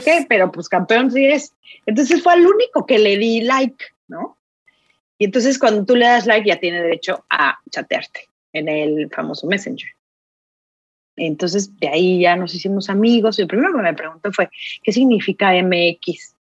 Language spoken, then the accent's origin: Spanish; Mexico City, Mexico; moved away as an adult; now in Finland; yo soy de la Ciudad de México